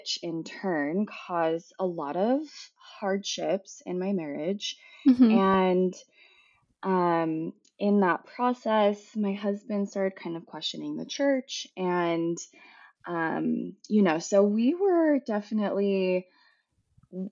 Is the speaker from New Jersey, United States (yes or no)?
no; Salt Lake City, Utah, United States; I was born and raised in Salt Lake